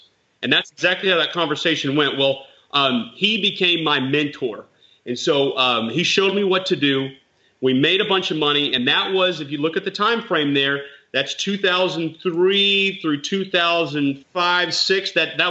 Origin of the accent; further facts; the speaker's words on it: Nashville, Tennessee, United States; I was from Nashville